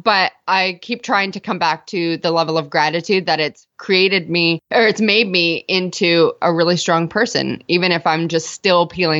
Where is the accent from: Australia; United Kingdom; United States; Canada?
Canada; Toronto, Ontario